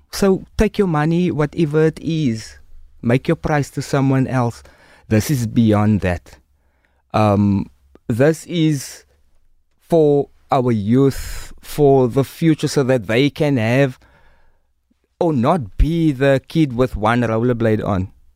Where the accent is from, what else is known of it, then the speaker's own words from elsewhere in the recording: Cape Town, Western Cape, South Africa; I'm from Rocklands, Mitchell's Plain.